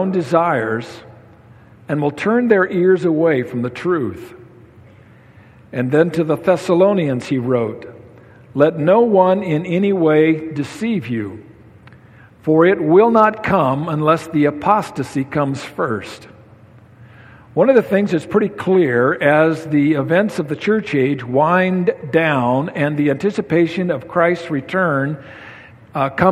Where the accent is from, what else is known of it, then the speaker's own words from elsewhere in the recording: Sunnyside, Washington, United States; In the church I was raised in Sunnyside, Washington